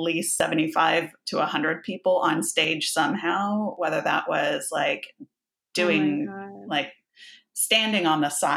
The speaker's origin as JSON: {"language": "English", "town": "Houston", "region": "Texas", "country": "United States", "tie": "born or raised there", "also_born_or_lived": "Baytown, Texas", "said": "So I grew up on the Gulf Coast of Texas. We moved around a little bit, but we were mostly in suburbs of Houston."}